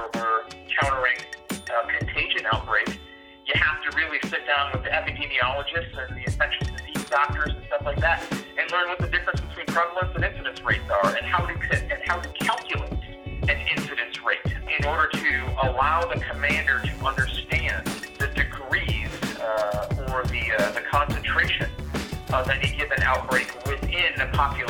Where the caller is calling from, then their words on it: Pyeongtaek, Gyeonggi Province, South Korea; I am calling in from the 8th Army headquarters. That is in Pyeongtaek, Republic of Korea. It's about an hour south of Seoul.